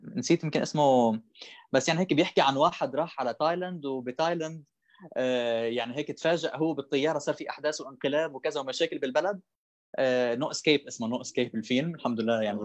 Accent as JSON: {"language": "Arabic", "town": "Sidon", "region": "South Governorate", "country": "Lebanon", "also_born_or_lived": "Palestine (ancestry)", "moved": "as an adult", "lives_now": "São Paulo, Brazil", "said": "انا فلسطيني صح ولبناني كمان"}